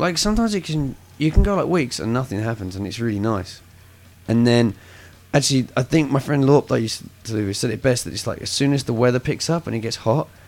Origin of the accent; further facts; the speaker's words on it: England, United Kingdom; accent: English; now in United States; I'm English